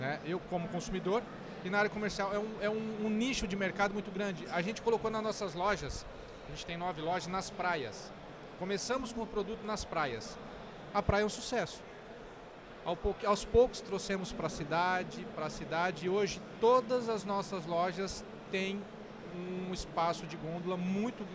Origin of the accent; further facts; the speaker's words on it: Rolândia, Paraná, Brazil; moved away; also born or lived in south of Santa Catarina; eu sou do norte do Paraná, mais precisamente na cidade de Rolândia, que é próxima a Londrina e saí de casa em 98